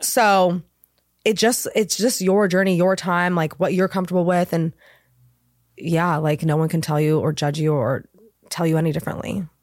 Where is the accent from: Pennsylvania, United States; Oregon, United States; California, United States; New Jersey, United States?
California, United States; Laguna Beach; also born or lived in Los Angeles; I I'm from Laguna Beach